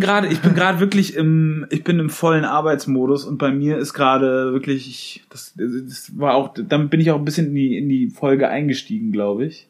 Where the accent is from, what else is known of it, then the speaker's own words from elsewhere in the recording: Germany; bei uns in Deutschland